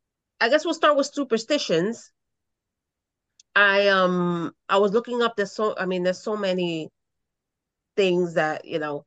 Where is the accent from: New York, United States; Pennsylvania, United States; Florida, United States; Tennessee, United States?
New York, United States; New York City; growing up in the Bronx